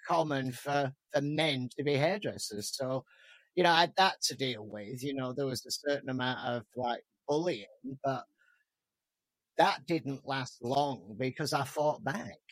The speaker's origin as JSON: {"language": "English", "town": "Rochdale", "region": "North West England", "country": "United Kingdom", "moved": "yes", "lives_now": "Seattle, United States", "said": "originally I'm from the north of England, just north of Manchester, a tiny little town called Rochdale"}